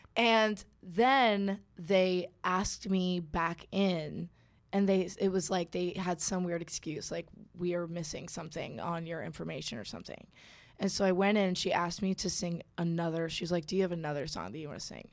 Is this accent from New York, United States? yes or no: yes; Suffern, New York, United States; also born or lived in Kansas; now in Georgia, United States; I've only ever known New York. Like, I don't have any memories of Kansas and I moved to New York